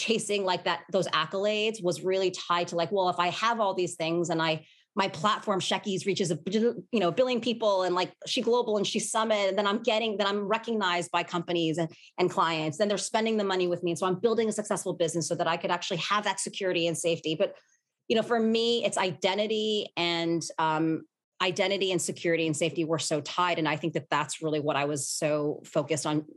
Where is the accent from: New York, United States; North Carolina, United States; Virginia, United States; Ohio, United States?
New York, United States; I was born and raised in Manhattan